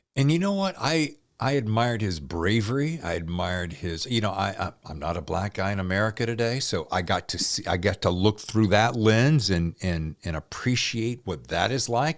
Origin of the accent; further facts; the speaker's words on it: Tobaccoville, North Carolina, United States; also born or lived in Winston-Salem, North Carolina; The town I grew up in, Tobacco-ville.